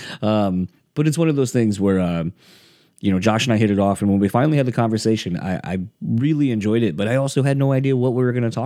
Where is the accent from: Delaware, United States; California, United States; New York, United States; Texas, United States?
Delaware, United States; now in Midwest, United States; I grew up in Delaware